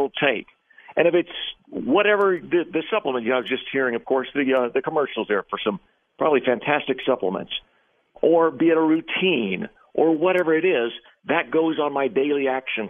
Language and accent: English; McAllen, Texas, United States; I was raised in literally the poorest city in the entire United States of America, a small Texas-Mexico border town by the name of McAllen